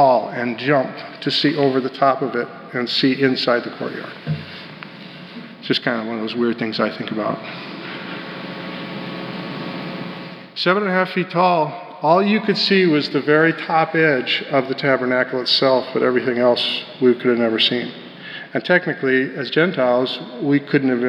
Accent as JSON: {"language": "English", "region": "Colorado", "country": "United States", "tie": "born or raised there", "said": "Growing up in Colorado"}